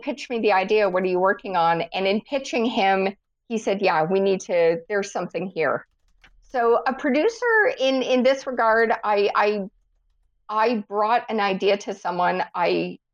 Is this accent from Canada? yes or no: yes; Canada; as a Canadian